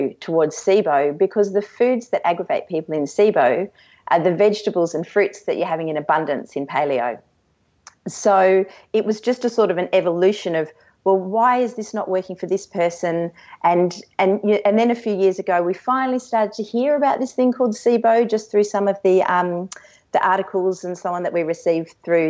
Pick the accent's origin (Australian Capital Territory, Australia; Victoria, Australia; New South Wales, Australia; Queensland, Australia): Australian Capital Territory, Australia; Canberra; I grew up in Canberra